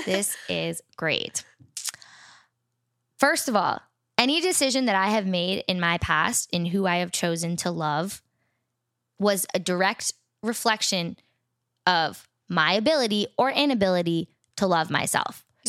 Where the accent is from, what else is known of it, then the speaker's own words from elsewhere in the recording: New York, United States; Yeah, like 45 small... minutes north of the, of the city.